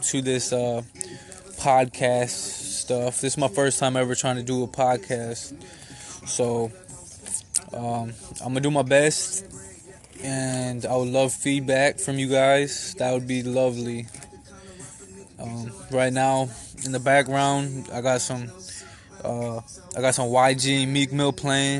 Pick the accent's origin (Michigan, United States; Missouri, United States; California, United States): Michigan, United States; Kalamazoo; I'm from Kalamazoo, Michigan.